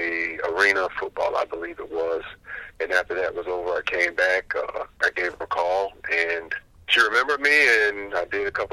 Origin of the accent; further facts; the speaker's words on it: Clearwater, Florida, United States; I grew up in Florida, the Tampa Bay area.